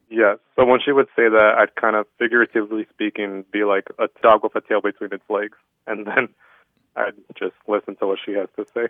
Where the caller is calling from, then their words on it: La Crosse, Wisconsin, United States; I'm calling from La Crosse, Wisconsin